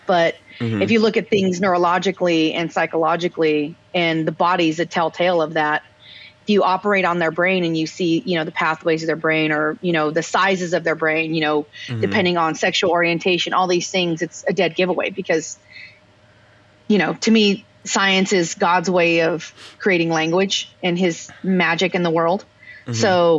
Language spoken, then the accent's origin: English; Colorado, United States; I mean, I'm from Colorado. I'm a super duper hippie. I'm a gun-toting hippie, babe.